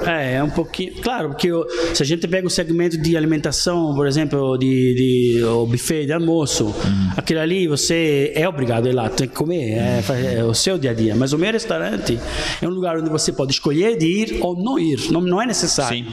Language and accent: Portuguese; Naples, Campania, Italy; Portuguese is a second language; moved away as an adult; also born or lived in London; now in Blumenau, Brazil; eu sou de Nápoles